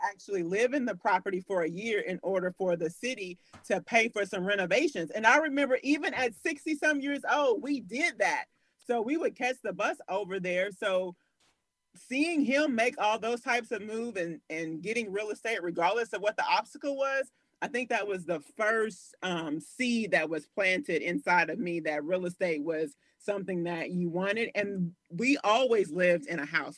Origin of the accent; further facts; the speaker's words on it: Louisville, Kentucky, United States; also born or lived in Kansas City, Missouri; born and raised in Louisville, Kentucky. We just lived in Kansas City, Missouri for like a year out of my life